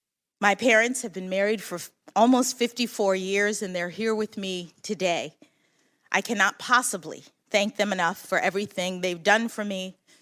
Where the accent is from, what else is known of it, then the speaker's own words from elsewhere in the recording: Washington, District of Columbia, United States; When I was born here in Washington, my parents were public school teachers.